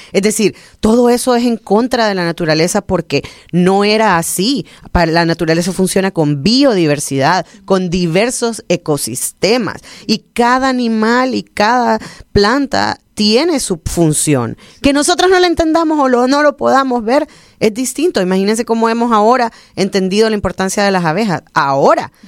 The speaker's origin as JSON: {"language": "Spanish", "country": "Honduras", "said": "somos bien catrachos"}